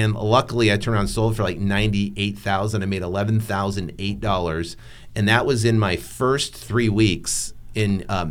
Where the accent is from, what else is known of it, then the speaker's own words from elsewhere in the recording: New England, United States; born and raised in New England.